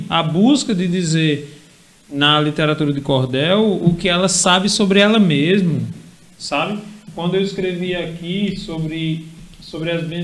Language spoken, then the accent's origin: Portuguese; Lagoa Nova, Rio Grande do Norte, Brazil; Dona Filomena, que foi uma benzedeira lá em Lagoa Grande, que não é Lagoa Nova, é Lagoa Grande, eu sou de Lagoa Nova, mas que foi uma benzedeira conhecidíssima.